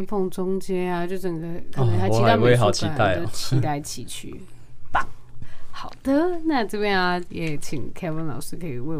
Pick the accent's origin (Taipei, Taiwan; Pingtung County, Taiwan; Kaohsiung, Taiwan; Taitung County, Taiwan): Kaohsiung, Taiwan; 我生在高雄。